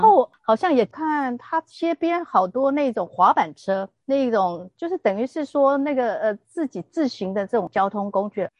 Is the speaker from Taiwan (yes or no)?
yes; Taiwan; 我们就是台湾的旅客